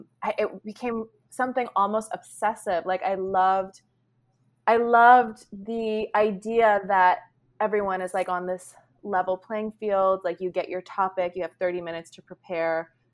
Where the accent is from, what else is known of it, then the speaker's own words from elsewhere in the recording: Canada; born there; I'm a Canadian citizen. Oh, wow. I was born in Canada.